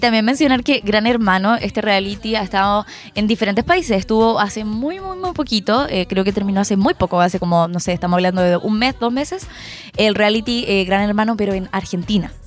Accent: Chile; los chilenos hacemos eso a veces

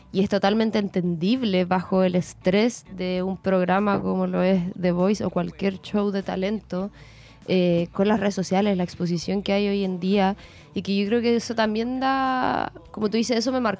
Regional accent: Concepción, Biobío, Chile

